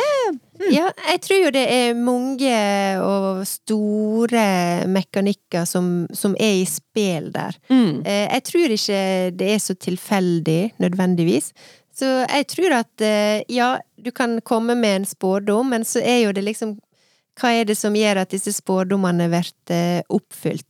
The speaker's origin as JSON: {"language": "Norwegian", "area": "Søre Sunnmøre", "region": "Møre og Romsdal", "country": "Norway", "said": "der jeg kommer fra."}